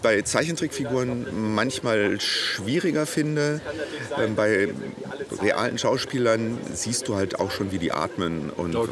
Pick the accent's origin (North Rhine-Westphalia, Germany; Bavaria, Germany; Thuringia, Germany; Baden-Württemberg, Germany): North Rhine-Westphalia, Germany; Essen; moved away as an adult; also born or lived in Hannover / Berlin; now in Munich, Germany; Ich bin gebürtiger Essener. Ich oh. bin hier in Rüttenscheid äh, geboren ja. und äh, Rellinghausen Stadtwald aufgewachsen